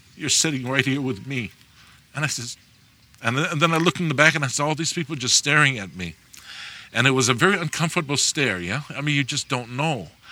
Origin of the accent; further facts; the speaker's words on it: Hawaii, United States; I'm from Hawaii